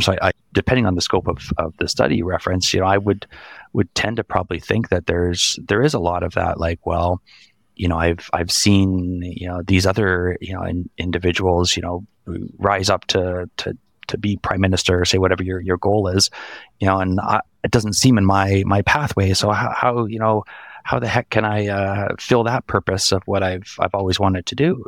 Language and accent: English; Canada; I, I grew up in Canada my entire life.